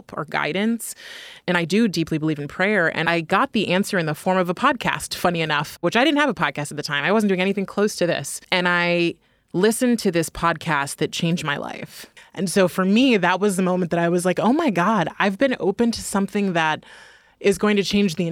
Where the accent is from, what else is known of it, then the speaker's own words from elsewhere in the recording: California, United States; moved away as an adult; also born or lived in San Francisco; now in New York, United States; I'm from California